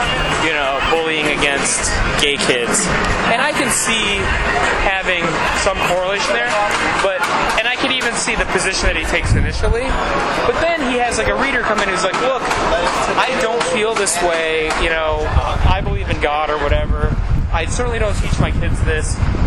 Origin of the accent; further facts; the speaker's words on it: Midwest, United States; now in New York, United States; I grew up in the Midwest